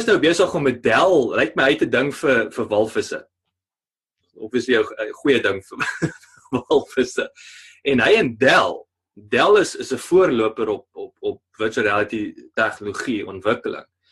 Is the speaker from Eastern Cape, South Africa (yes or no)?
no; Parys, Free State, South Africa; moved away; Parys toe te gaan wat uh, ek beskou as my my tuisdorp nou maar daar in die Vrystaat